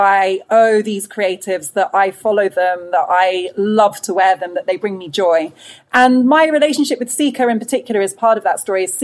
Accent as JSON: {"language": "English", "country": "United Kingdom", "said": "I think it reflects uh, actually a lot of our experiences of being Black British in a bigger way"}